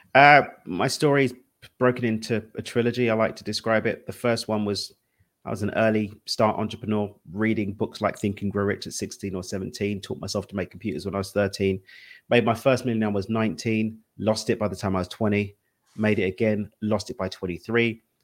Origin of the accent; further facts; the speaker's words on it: London, United Kingdom; now in Cabo San Lucas, Mexico; I'm from East London. That's where the accent's from, but I live in Cabo